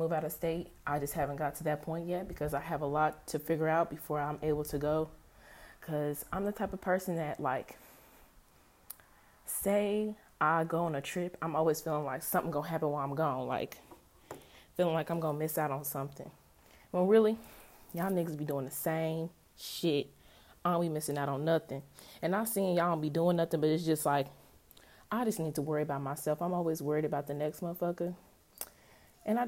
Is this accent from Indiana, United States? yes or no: yes; Indianapolis, Indiana, United States; I'm from Indianapolis.